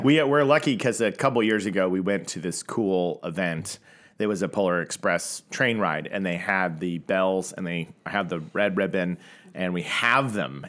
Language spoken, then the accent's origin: English; Tulsa, Oklahoma, United States; I grew up in Tulsa, Oklahoma